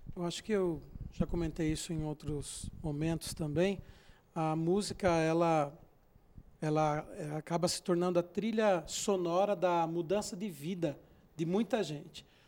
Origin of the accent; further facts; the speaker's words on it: Santa Catarina, Brazil; moved away; also born or lived in Diadema; Eu sou de Santa Catarina